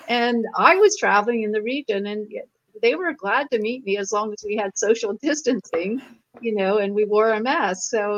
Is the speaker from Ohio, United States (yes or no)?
yes; Lancaster, Ohio, United States; moved away as an adult; also born or lived in New York / China; now in Silicon Valley, United States; That's 30 miles from my hometown in Lancaster.